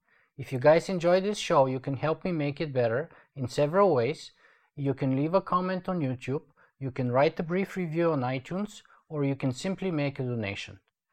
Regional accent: Canada; I'm actually a Canadian citizen

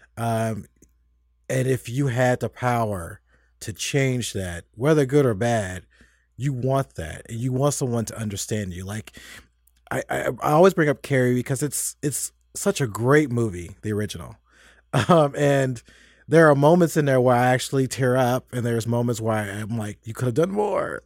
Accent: United States; also born or lived in Tennessee / Kentucky; I grew up in Tennessee and Kentucky

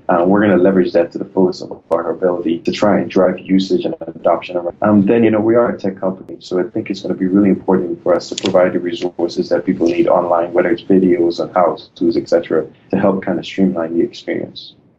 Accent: Trinidad & Tobago; moved away as an adult; now in United States; I'm originally from Trinidad and Tobago. I, I, came to the U.S. on a folk basketball scholarship to play basketball at Benedictine College

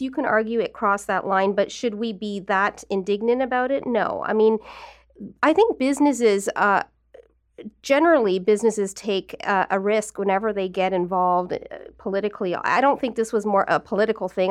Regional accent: Newmarket, Ontario, Canada; I was from, I'm from Newmarket.

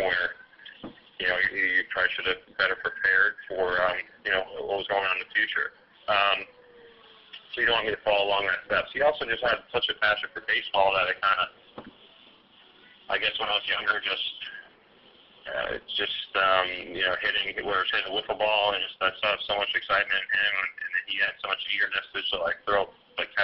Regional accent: upstate New York, United States; in upstate New York, where I grew up.

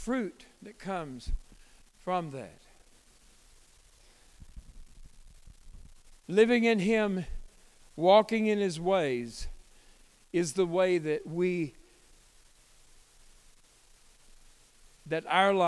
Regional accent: United States; I am American.

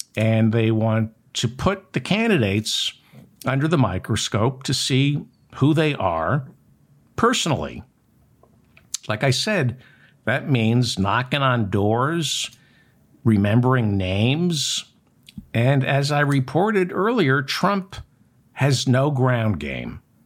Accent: New Jersey, United States; I'm from New Jersey

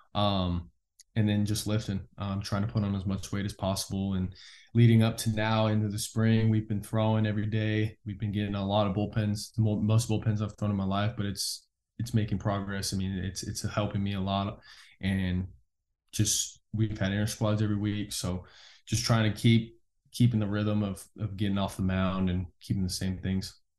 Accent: California, United States; moved away as an adult; now in Oklahoma, United States; where I grew up in California

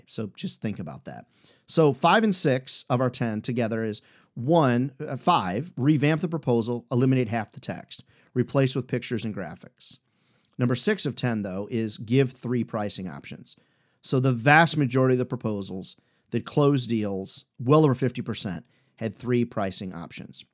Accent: Midwest, United States; also born or lived in Chicago / Iowa / Illinois; I grew up in the Midwest, Chicago, Iowa, Illinois

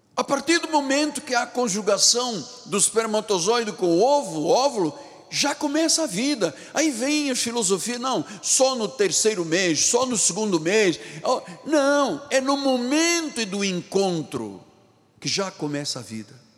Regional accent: Brazil

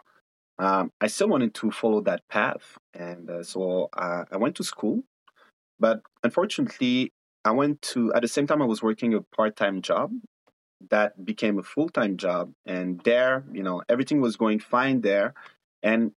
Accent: Ethiopia; also born or lived in Ivory Coast / Mali; now in Canada; I'm a very proud African born and raised in Ethiopia, coming from Ivory Coast and Mali

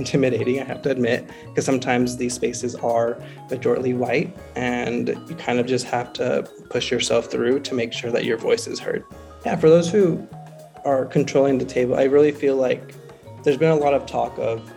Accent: the West Side, Utah, United States; I grew up on the West Side

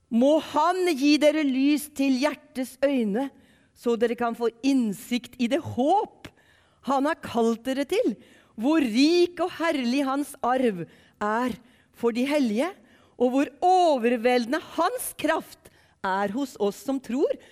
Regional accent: Ørje, Østfold, Norway; accent: Eastern Norwegian (østlending); moved away as an adult; also born or lived in Western Norway (Sunnhordland, Hardanger, Voss); now in Western Norway, Norway; så er jeg østlending, hvis dere lurer på hvor denne dialekten kommer fra. Jeg er grensetilfelle, og dere har jeg jo skjønt allerede. Jeg er fra fire kilometer fra Sverige, en plass som heter Ørje

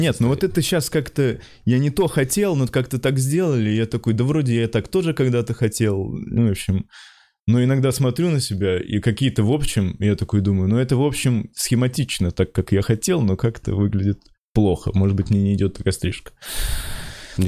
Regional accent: Pskov, Pskov Oblast, Russia; moved away; я из Пскова

